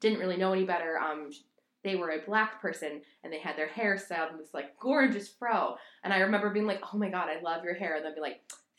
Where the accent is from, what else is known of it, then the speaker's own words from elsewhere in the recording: Midwest, United States; I'm from the Midwest